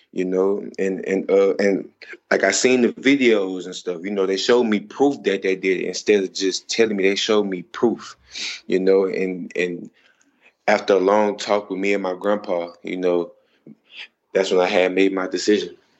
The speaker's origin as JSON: {"language": "English", "region": "Texas", "country": "United States", "said": "I'm from Texas"}